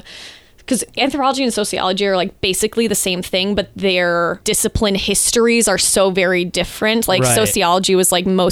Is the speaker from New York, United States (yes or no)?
no; Worth, Illinois, United States; also born or lived in New Lenox; In Worth and then New Lenox.